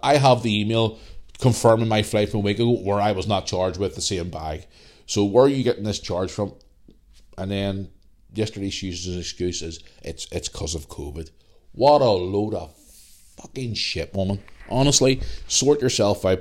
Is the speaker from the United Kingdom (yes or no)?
yes; Belfast, Northern Ireland, United Kingdom; also born or lived in Bangor, Northern Ireland; I'm just your bog standard guy from, from Northern Ireland who grew up in Belfast.